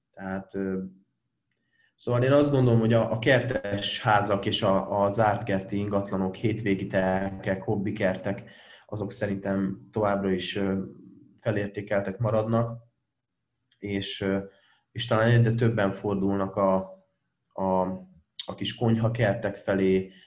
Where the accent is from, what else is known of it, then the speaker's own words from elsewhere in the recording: Veszprém, Veszprém County, Hungary; nagy lokárpatrióta vagyok, mert alapvetően Veszprémi vagyok